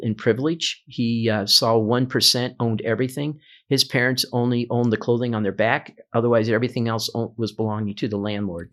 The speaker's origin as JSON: {"language": "English", "town": "Omaha", "region": "Nebraska", "country": "United States", "tie": "born or raised there", "said": "I've been a native of Omaha my entire life. I grew up here."}